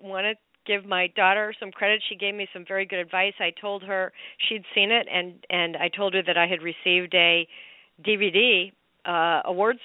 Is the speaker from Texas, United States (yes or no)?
no; Chicago, Illinois, United States; my hometown of Chicago